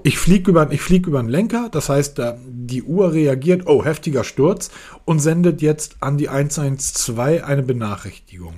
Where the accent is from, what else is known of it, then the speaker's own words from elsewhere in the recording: Hamburg, Germany; ich komme aus Hamburg.